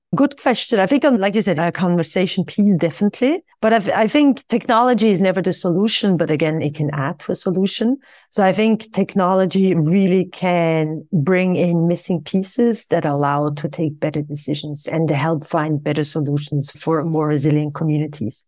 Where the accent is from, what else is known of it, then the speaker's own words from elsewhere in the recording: Switzerland; I returned back to my home country of Switzerland